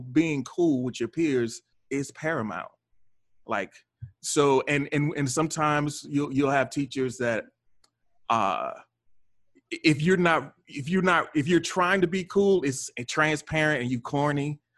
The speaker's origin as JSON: {"language": "English", "region": "North Carolina", "country": "United States", "tie": "born or raised there", "moved": "yes", "lives_now": "Baltimore, United States", "said": "I'm not from Baltimore. I grew up in North Carolina"}